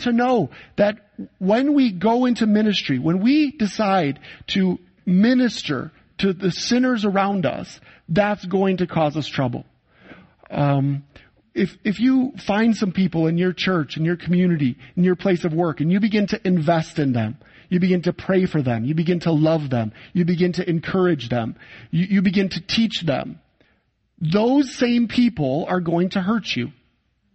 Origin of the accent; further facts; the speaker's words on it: Saginaw, Michigan, United States; moved away as an adult; now in Poland; my hometown of Saginaw, Michigan